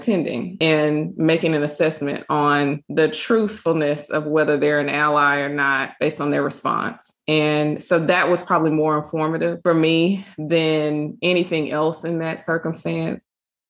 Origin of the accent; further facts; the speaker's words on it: Mississippi, United States; just the way that we're raised and our experiences throughout growing up as African-Americans, growing up in Mississippi